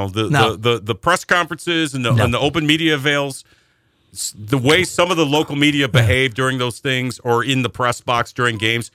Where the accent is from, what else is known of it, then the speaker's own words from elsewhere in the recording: Northeast, United States; I'm from the Northeast. He's from the Northeast. I grew up with guys like Paul my whole life.